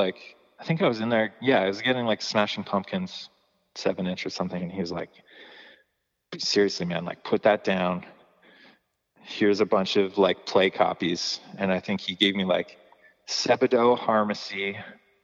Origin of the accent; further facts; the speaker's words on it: Calgary, Alberta, Canada; growing up in Calgary